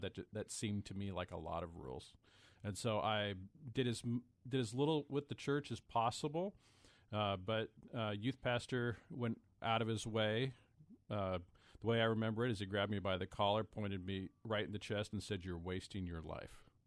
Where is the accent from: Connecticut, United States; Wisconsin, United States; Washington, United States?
Washington, United States; Pullman; also born or lived in Lansing, Michigan / Cedarville, Ohio / Tacoma, Washington; I was born in Pullman